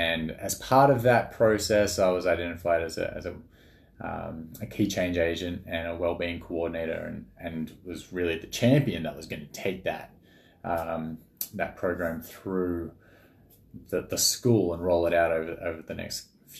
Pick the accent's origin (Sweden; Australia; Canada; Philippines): Australia; I'm Australian. So grew up in Australia